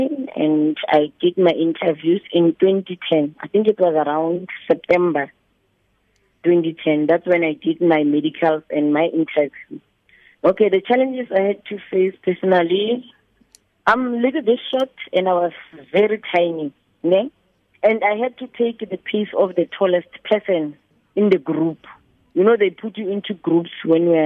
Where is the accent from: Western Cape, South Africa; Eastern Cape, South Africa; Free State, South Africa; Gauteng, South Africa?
Gauteng, South Africa; Mabopane; I was born in Mabopane, Winterfeld in 1984, May the 18th